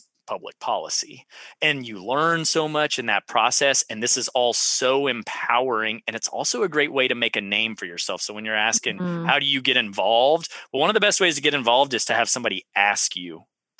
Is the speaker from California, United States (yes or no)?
no; Central Texas, United States; I was from Central Texas